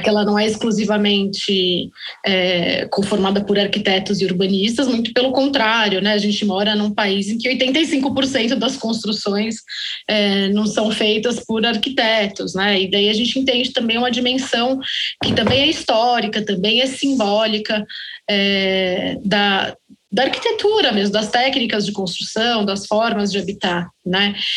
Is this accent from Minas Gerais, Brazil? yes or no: yes; Belo Horizonte, Minas Gerais, Brazil; Nós somos de Belo Horizonte.